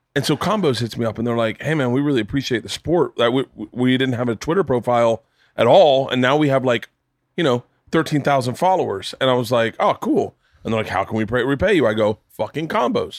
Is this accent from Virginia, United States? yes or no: no; Florida, United States; I grew up in Florida